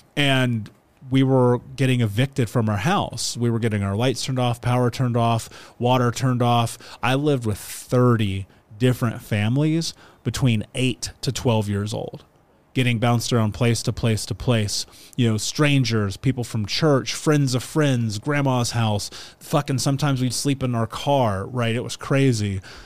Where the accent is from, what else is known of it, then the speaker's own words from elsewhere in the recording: Indianapolis, Indiana, United States; I grew up in Indiana. I grew up in Indianapolis specifically